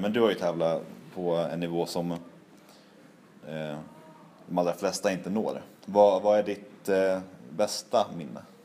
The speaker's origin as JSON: {"language": "Swedish", "region": "Norrland", "country": "Sweden", "said": "jag var från Norrland"}